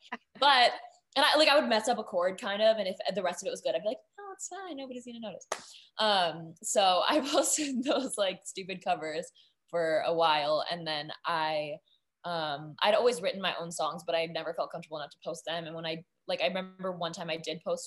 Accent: Napa, California, United States; I'm from Napa

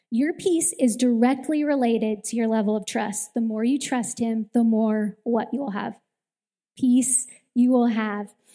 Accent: Southern California, United States; I grew up in Southern California, and my grandparents had a house on the ocean

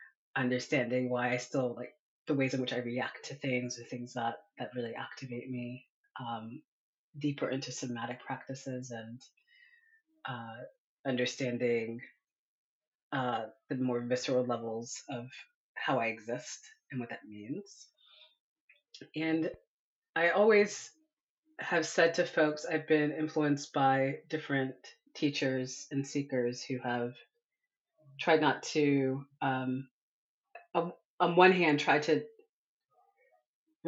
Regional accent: Northern Virginia, United States; I grew up in Northern Virginia

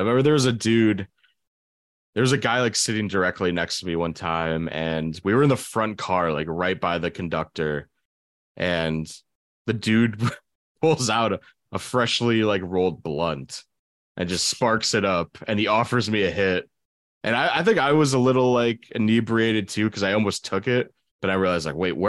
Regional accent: Boston, Massachusetts, United States; I'm from Boston.

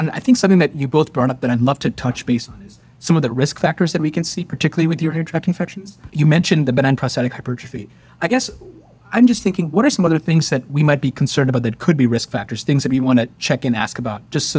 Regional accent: Detroit, Michigan, United States; So I am from Detroit.

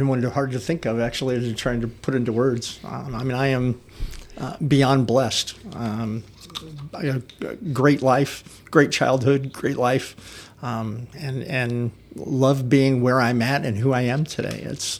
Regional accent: St. Charles, Missouri, United States; Old St. Charles, in Old St. Charles City.

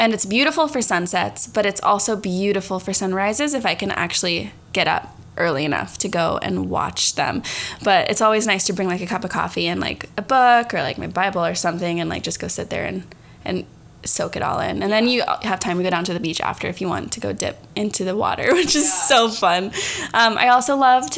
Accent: San Diego, California, United States; also born or lived in Australia; I was born in San Diego. I was raised in San Diego, but I lived in Australia for 2 years during high school.

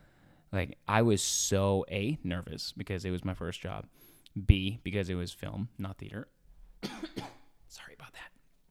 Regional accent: Edmonton, Alberta, Canada; now in Los Angeles, United States; I came from Edmonton, Alberta in Canada, and I moved to Los Angeles, United States.

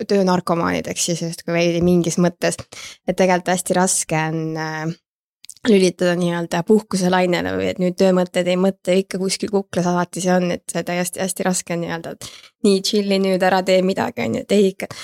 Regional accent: Tallinn, Harju County, Estonia; ma siis olen Tallinnast pärit

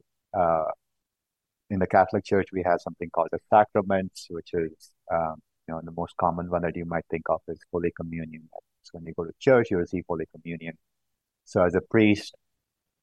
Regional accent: South India, India; moved away as an adult; also born or lived in California, United States; now in Boston, United States; I grew up in South India, and I moved to the U.S. about 14 years back for graduate school in mechanical engineering

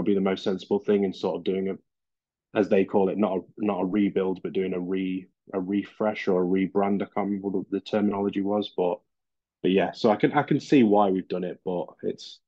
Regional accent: Derby, East Midlands, United Kingdom; I'm from Derby in England

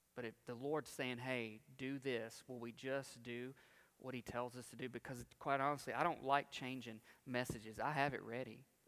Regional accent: United States; as American Christians

